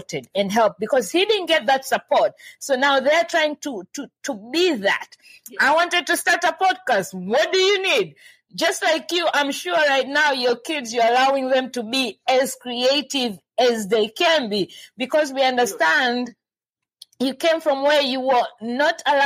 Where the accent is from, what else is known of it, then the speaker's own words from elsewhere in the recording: Tanzania; I'm from Tanzania